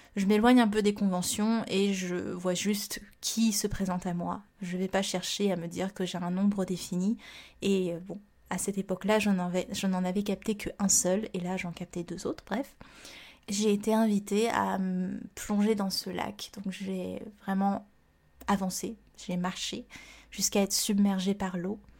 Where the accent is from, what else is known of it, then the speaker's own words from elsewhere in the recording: Réunion; moved away; also born or lived in Montpellier; je viens de la Réunion